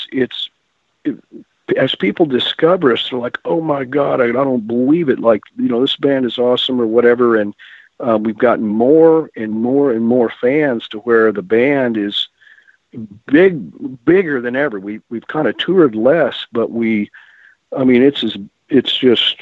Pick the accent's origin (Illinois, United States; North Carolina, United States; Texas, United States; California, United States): Texas, United States; I grew up in Texas and my parents listened to old country